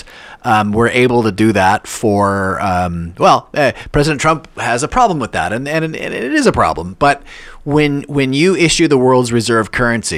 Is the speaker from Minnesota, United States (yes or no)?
yes; Minnesota, United States; moved away as an adult; also born or lived in Canada / Pakistan; now in United Arab Emirates; I'm from Minnesota, and I vote in Minnesota